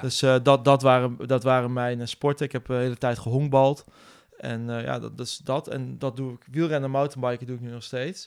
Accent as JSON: {"language": "Dutch", "town": "Nijmegen", "region": "Gelderland", "country": "Netherlands", "tie": "born or raised there", "also_born_or_lived": "Utrecht", "said": "ik ben geboren en getogen in Nijmegen."}